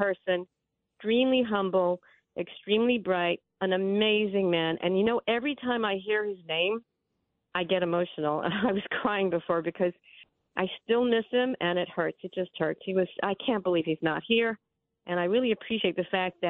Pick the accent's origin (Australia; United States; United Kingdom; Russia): Australia; Melbourne, Victoria; moved away; I was born in Melbourne, Australia.